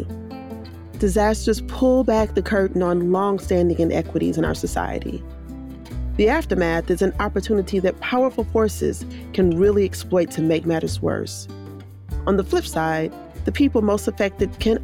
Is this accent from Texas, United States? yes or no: yes; Houston, Texas, United States; I'm from Houston, born and raised.